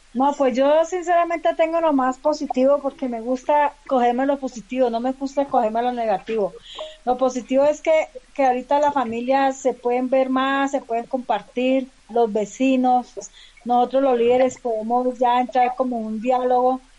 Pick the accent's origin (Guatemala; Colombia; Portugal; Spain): Colombia; Palmira, Valle del Cauca; now in Bogotá, Colombia; yo soy del Valle del Cauca, soy de Palmira